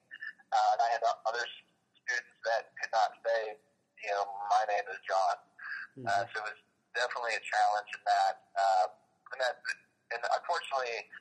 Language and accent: English; United States; also born or lived in Miami / Turkey; as an American